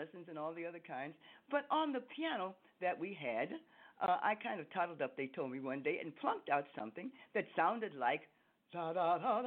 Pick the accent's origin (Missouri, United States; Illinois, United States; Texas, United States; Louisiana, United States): Illinois, United States; Chicago; now in New York, United States; I was born in Chicago, Illinois, at Illinois Research Hospital